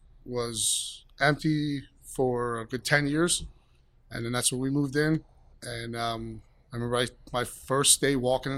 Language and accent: English; Allentown, Pennsylvania, United States; I'm from, born and raised in Allentown, been in the food business for a good 20 years